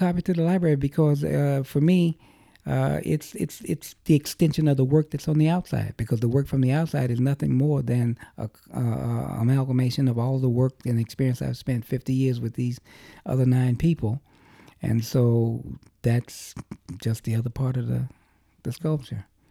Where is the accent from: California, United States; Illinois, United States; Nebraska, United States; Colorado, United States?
Illinois, United States; Chicago; growing up in Chicago